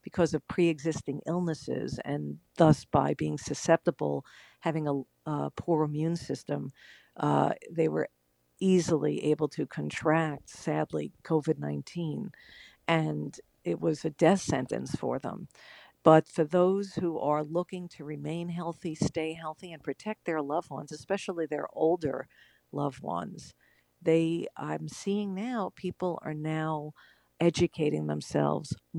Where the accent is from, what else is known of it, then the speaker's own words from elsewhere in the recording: Long Island, New York, United States; I grew up on Long Island